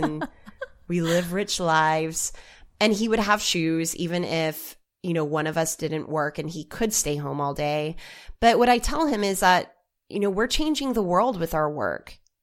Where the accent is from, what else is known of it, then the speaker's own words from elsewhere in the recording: Oklahoma, United States; I come from Oklahoma